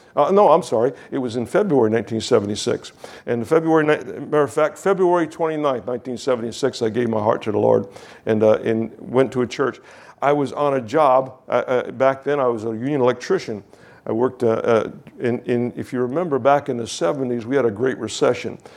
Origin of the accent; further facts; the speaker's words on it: Kingston, New York, United States; I was from Kingston, New York, traveled to Shippingport, Pennsylvania.